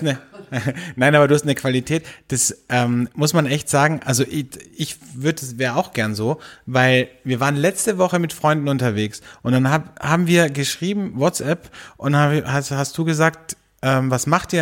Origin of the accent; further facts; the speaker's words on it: Austria; bei uns in Österreich